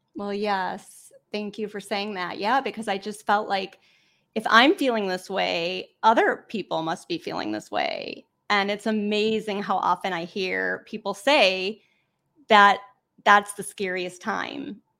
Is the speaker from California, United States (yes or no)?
no; Cleveland, Ohio, United States; I am from Cleveland, Ohio, a small suburb